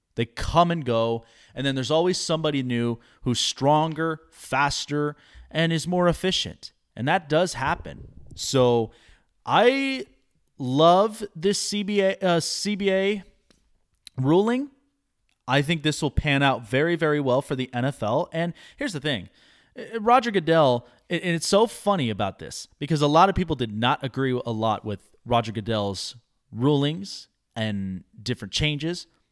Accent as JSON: {"language": "English", "town": "Las Vegas", "region": "Nevada", "country": "United States", "tie": "born or raised there", "said": "my hometown of Las Vegas"}